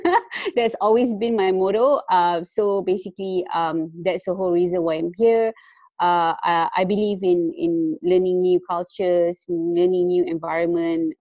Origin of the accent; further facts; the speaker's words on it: Malaysia; moved away as an adult; also born or lived in Kuala Lumpur; now in Netherlands; I'm actually from Malaysia. I just moved uh, to Netherlands like for about a week now